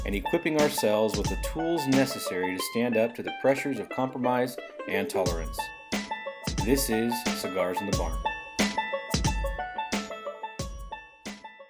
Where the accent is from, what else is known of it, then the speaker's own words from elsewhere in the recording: Lancaster, California, United States; also born or lived in Panorama City, California; now in Acton, United States; I was actually born in Panorama City, but I was raised in Lancaster and practically lived in Lancaster till I was 33, and now I'm here in Acton.